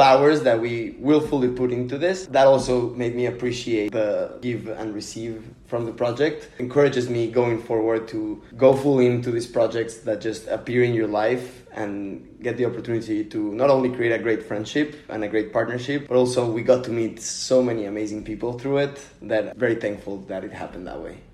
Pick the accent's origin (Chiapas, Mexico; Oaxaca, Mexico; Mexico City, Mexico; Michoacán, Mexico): Mexico City, Mexico; moved away; I'm from Mexico City